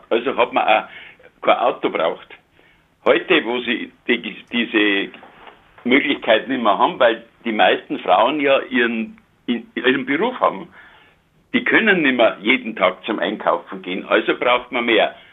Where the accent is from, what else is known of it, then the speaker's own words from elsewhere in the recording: Munich, Bavaria, Germany; now in Niederbayern, Germany; und ich bin ja Münchner, aber wir wohnen seit 50 Jahren, haben wir eine Zweitwohnung hier in Niederbayern.